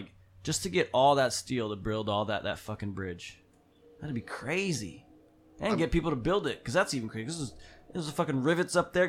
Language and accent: English; Bethlehem, Pennsylvania, United States; I'm from